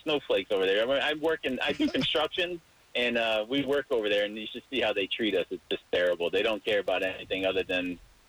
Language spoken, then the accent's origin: English; Central Northern Connecticut, United States; Well, I'm from Northern Connecticut, Central Northern Connecticut.